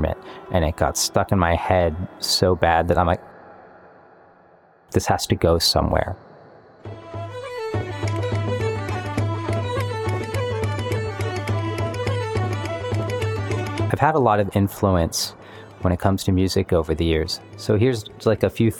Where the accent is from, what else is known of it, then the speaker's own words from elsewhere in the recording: Ohio, United States; I'm from Ohio